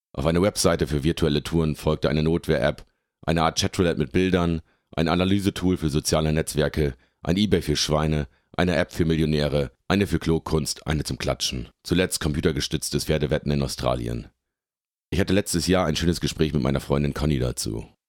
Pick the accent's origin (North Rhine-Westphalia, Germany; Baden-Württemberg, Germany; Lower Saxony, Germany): Lower Saxony, Germany; Lindern; now in Hamburg, Germany; Ich komme aus dem Oldenburger Münsterland, aus dem beschaulichen Dorf Lindern im Landkreis Kloppenburg